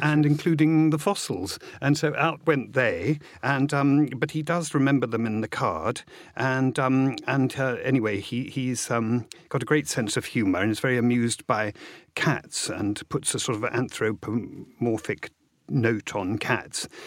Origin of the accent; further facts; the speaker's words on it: Hastings, South East England, United Kingdom; my mother flew back and I was born in Hastings.